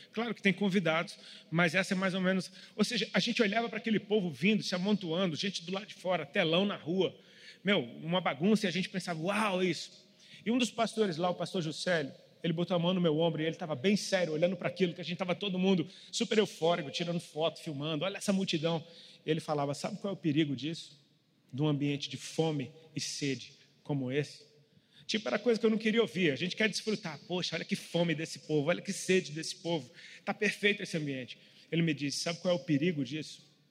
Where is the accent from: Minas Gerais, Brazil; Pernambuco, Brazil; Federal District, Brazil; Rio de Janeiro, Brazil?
Federal District, Brazil; Brasília; moved away; Eu sou de Brasília e moro fora de Brasília há muito tempo